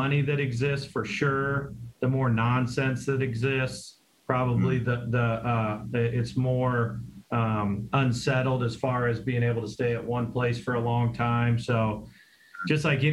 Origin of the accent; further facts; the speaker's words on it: Central Illinois, United States; moved away as an adult; also born or lived in North Dakota / Florida; now in Buffalo, United States; My wife and I grew up in Central Illinois